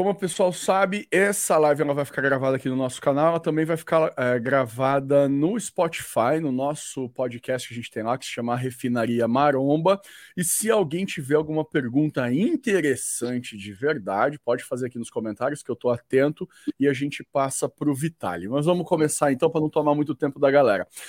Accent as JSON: {"language": "Portuguese", "country": "Brazil", "said": "как бразилец"}